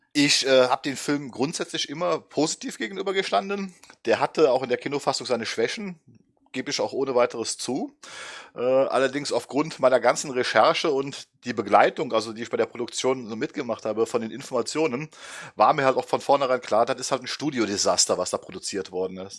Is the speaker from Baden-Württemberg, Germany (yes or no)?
no; Düsseldorf, North Rhine-Westphalia, Germany; also born or lived in Oberwinter am Rhein; now in Oberwinter, Germany; Ähm, wohnhaft in Oberwinter am Rhein, in der Nähe von Bonn. Schon immer Rheinländer gewesen Gebürtig aus Düsseldorf